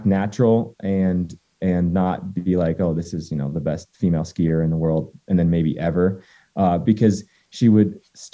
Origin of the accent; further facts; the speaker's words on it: Waitsfield, Vermont, United States; also born or lived in Cannon Mountain, New Hampshire; my hometown and my home mountain is Sugarbush and Waitsfield, Vermont